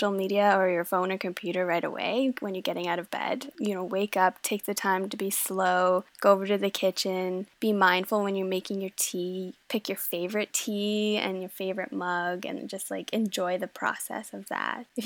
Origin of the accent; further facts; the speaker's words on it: Denmark; born there; So I was born in Denmark and I have a very, very Danish family. And so it is just part of how we were growing up.